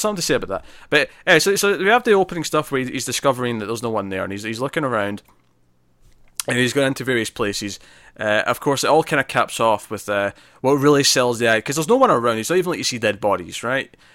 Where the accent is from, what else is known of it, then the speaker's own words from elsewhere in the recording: Scotland, United Kingdom; I'm Scottish